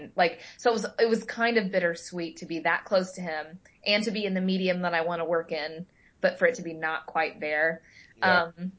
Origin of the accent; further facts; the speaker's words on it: Midwest, United States; You know, I jokingly, lovingly will knock growing up in the Midwest.